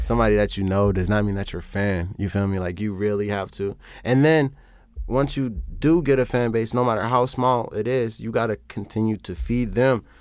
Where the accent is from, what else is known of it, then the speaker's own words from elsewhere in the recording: Chicago, Illinois, United States; also born or lived in Omaha; I'm from Chicago